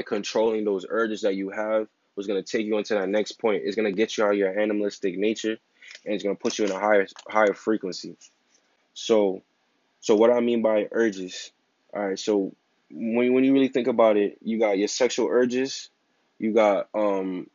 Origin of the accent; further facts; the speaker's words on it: New York, United States; I'm from New York